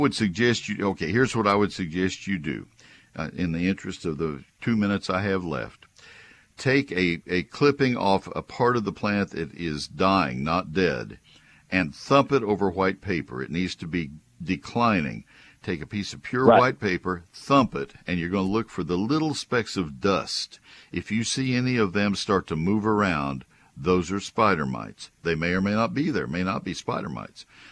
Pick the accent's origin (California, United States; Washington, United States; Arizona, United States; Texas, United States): Texas, United States; College Station; now in Collin County, United States; I grew up in College Station